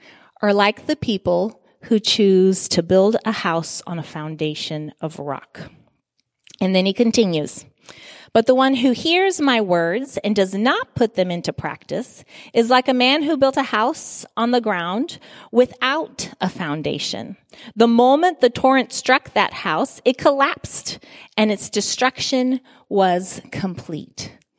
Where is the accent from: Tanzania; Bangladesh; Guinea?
Guinea; I remember I grew up in Guinea, West Africa.